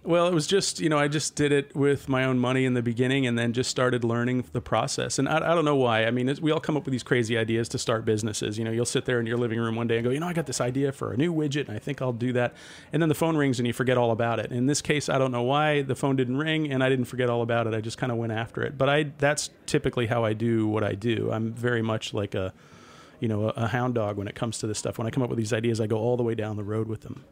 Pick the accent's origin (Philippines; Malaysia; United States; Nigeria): United States; Mystic, Connecticut; I grew up in Mystic, Connecticut